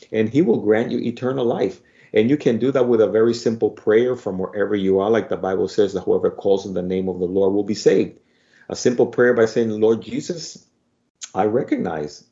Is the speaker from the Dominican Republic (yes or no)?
yes; Dominican Republic; accent: Spanish Dominican; my Spanish Dominican accent